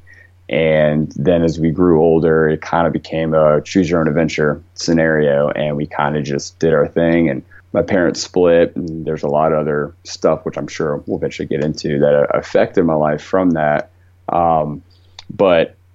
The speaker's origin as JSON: {"language": "English", "town": "Leesburg", "region": "Virginia", "country": "United States", "said": "I'm from Virginia, originally Northern Virginia, Leesburg, the town to be specific"}